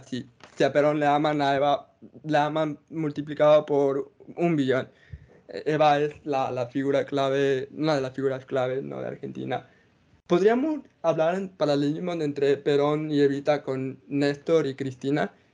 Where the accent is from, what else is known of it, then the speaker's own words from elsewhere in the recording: Ecuador; Nosotros somos ecuatorianos